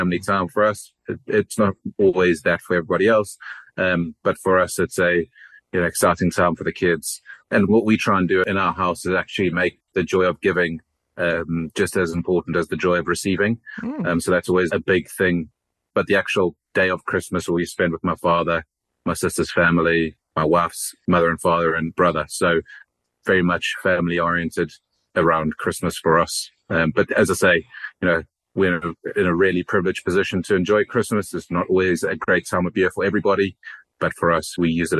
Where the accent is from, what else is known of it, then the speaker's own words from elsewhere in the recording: South Africa; moved away; Originally from South Africa. I'm sure most people can hear my accent and we'll pick that one out.